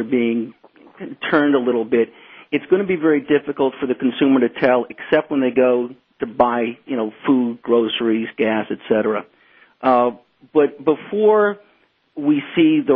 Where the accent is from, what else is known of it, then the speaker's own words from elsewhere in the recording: United States; as an American